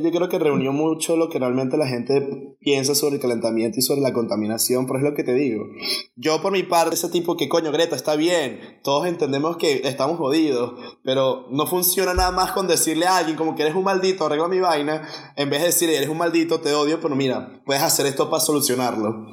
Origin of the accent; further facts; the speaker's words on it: Venezuela; somos venezolanos